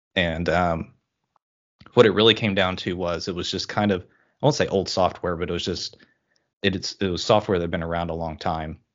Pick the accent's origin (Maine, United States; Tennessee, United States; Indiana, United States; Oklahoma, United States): Oklahoma, United States; moved away as an adult; now in Washington, United States; I'm originally from Oklahoma, uh, kind of the middle America there, uh, but recently moved up to the state of Washington